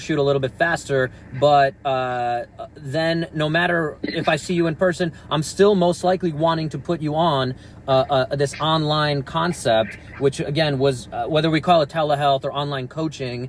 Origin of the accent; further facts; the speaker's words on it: New York, United States; I can tell the difference in the sirens growing up in New York.